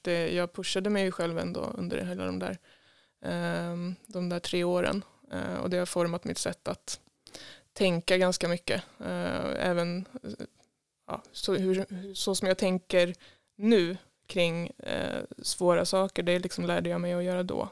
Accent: Tidaholm, Västra Götaland, Sweden; moved away as an adult; now in Stockholm, Sweden; jag är född här i Tidaholm ehm, och bodde på Enebacken ehm, egentligen ända tills jag började på gymnasiet

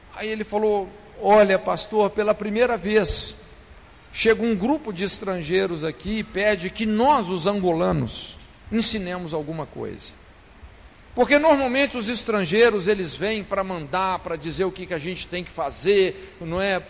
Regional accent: Brazil; nós, os brasileiros

